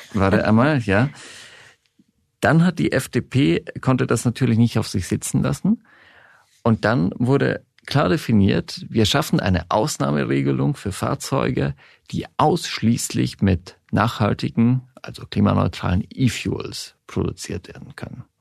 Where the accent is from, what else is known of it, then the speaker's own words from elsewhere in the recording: Switzerland; also born or lived in Berlin, Germany; now in Germany; Ich bin in der Schweiz aufgewachsen